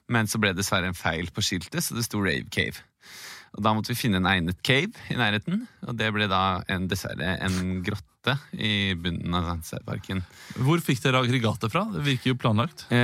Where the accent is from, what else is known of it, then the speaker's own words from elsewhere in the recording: Rogaland, Norway; riv det hadde vi ikke der hvor jeg vokste opp, utenfor Stavanger.